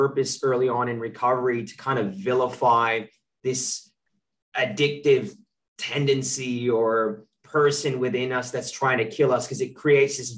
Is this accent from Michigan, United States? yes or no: no; Contra Costa County, California, United States; now in New South Wales, Australia; I'm from Contra Costa County, which you know well, in the East Bay.